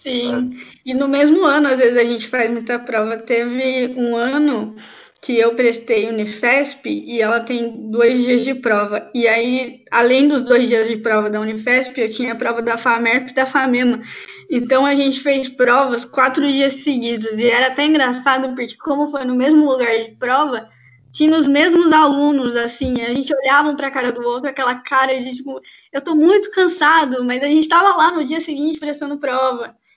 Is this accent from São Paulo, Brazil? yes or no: yes; Campinas, São Paulo, Brazil; eu sou de Campinas, interior de São Paulo